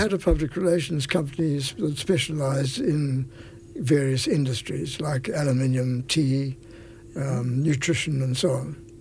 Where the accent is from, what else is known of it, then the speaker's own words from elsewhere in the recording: Durban, KwaZulu-Natal, South Africa; moved away as an adult; now in Rosslare Strand, Ireland; I was born in South Africa, yes, in a place called Durban